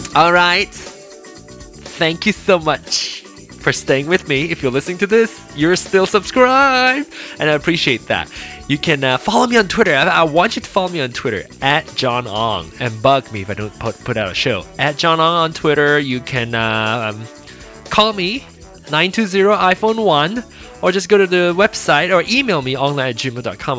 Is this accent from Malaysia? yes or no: yes; Penang, Malaysia; moved away; my hometown, my place of birth